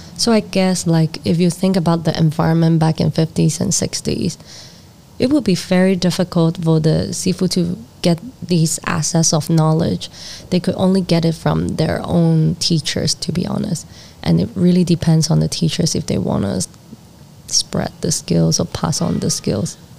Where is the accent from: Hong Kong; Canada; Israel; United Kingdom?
Hong Kong; also born or lived in Netherlands; my hometown where I got a lot of rejections